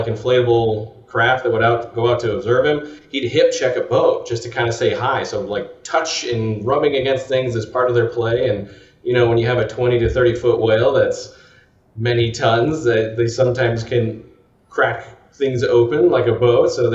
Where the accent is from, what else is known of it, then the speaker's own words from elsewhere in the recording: Colorado, United States; now in Long Beach, United States; I grew up in Colorado